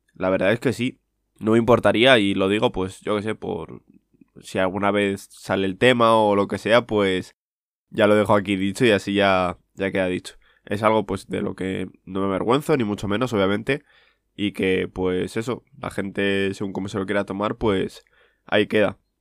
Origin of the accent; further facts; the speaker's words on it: Segovia, Castile and León, Spain; yo soy de ciudad, soy de Segovia, y principalmente es lo que he mamado, ¿vale? O sea, de toda mi vida, pues yo he nacido en la ciudad y he vivido en la ciudad